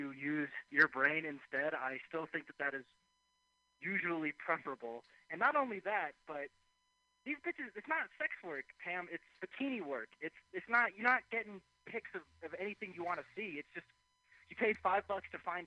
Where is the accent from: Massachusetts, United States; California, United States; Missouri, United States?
California, United States; Mountain View; moved away; also born or lived in San Francisco; I'm from Mountain View.